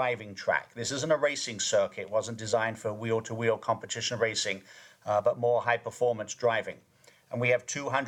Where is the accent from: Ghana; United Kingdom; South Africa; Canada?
United Kingdom; Kent, South East England; moved away; I grew up in Kent, southeast England